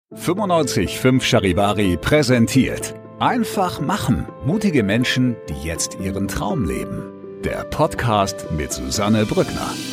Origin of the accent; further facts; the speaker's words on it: Gmund am Tegernsee, Bavaria, Germany; Ich bin am Tegensee aufgewachsen äh, in unserer kleinen Papierfabrik